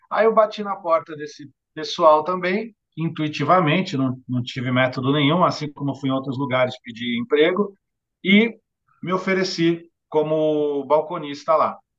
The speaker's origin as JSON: {"language": "Portuguese", "town": "Santos", "region": "São Paulo", "country": "Brazil", "tie": "born or raised there", "said": "aqui na cidade de Santos, onde eu nasci, onde sempre vivi e, e vivo hoje"}